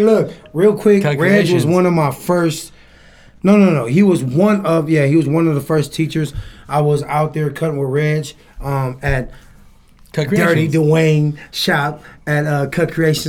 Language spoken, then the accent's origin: English; San Francisco, California, United States; I grew up in Lakeview. I grew up in Hunters Point.